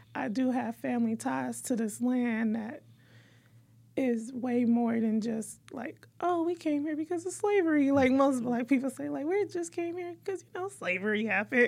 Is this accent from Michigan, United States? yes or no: yes; Detroit, Michigan, United States; we're from Detroit